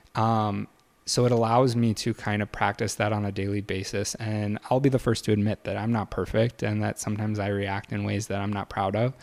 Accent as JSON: {"language": "English", "region": "Michigan", "country": "United States", "tie": "born or raised there", "also_born_or_lived": "Evanston", "moved": "as an adult", "lives_now": "Chicago, United States", "said": "I grew up in Michigan. Uh, lived there until I went to college"}